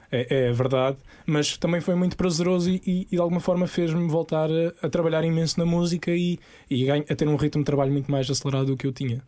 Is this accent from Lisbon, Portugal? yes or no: no; Portimão, Algarve, Portugal; cresci em Portimão com a minha família